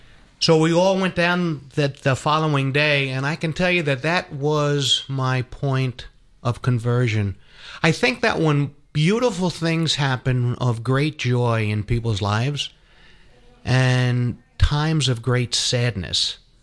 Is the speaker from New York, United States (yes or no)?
yes; Long Island, New York, United States; I was born and raised up in Long Island, and being a cradle Catholic and attending Catholic elementary school and also Catholic high school.